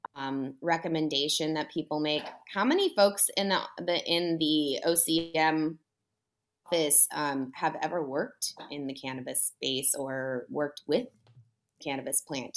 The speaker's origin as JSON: {"language": "English", "region": "California", "country": "United States", "said": "I'm a Californian"}